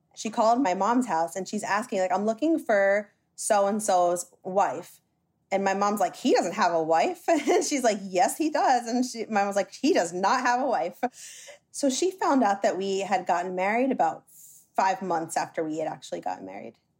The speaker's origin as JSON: {"language": "English", "region": "New Jersey", "country": "United States", "tie": "born or raised there", "said": "I was born and raised in New Jersey by a Dominican mother and American father."}